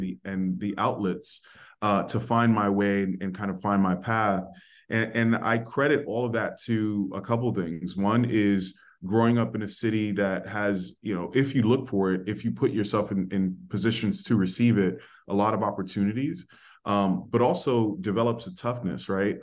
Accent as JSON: {"language": "English", "town": "New York City", "region": "New York", "country": "United States", "tie": "born or raised there", "said": "I was raised in the Bronx"}